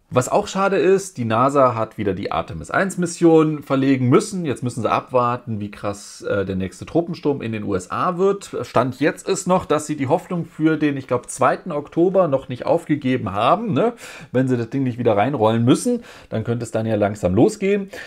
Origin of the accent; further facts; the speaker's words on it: Germany; Bei uns in Deutschland